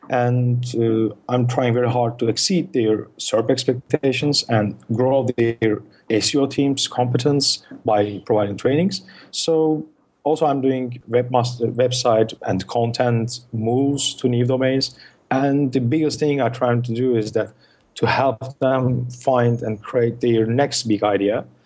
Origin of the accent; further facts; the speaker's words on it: Turkey; first language Turkish; English is a second language; as I speak Turkish, which is my mother tongue.